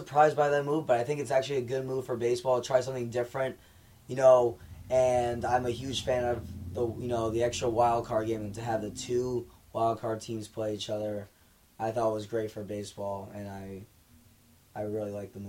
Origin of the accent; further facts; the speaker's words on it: Connecticut, United States; I'm from Connecticut, so it's literally in the middle between New York City and Boston.